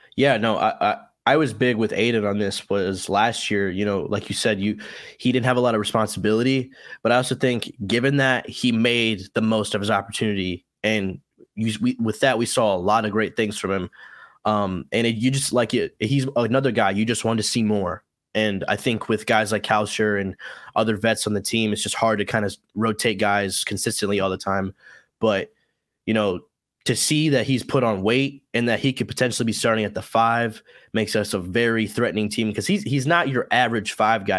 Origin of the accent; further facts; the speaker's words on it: Illinois, United States; moved away as an adult; also born or lived in Iowa; now in Louisiana, United States; I'm originally from Illinois